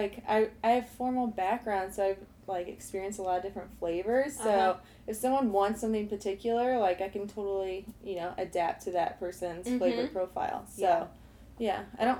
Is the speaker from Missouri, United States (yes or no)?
yes; St. Louis, Missouri, United States; moved away as an adult; also born or lived in Chicago / Australia; I'm born and raised in St. Louis, actually